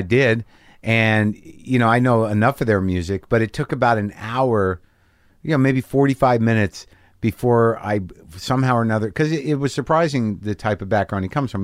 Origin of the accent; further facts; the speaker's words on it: New Mexico, United States; I grew up in New Mexico